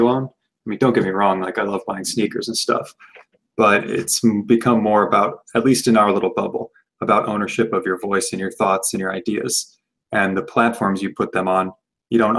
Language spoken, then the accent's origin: English; Michigan, United States; moved away as an adult; now in Boston, United States; I come from Michigan, which is like the seat of the auto industry